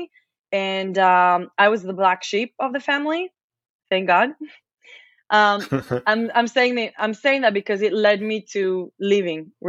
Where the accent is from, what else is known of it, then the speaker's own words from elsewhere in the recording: Israel; English is a second language; moved away as an adult; also born or lived in Las Vegas; now in Austin, United States; I'm from Israel